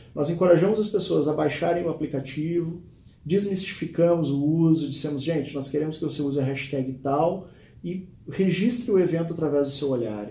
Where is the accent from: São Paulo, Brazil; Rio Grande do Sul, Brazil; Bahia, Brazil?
Rio Grande do Sul, Brazil; Eu sou natural do Rio Grande do Sul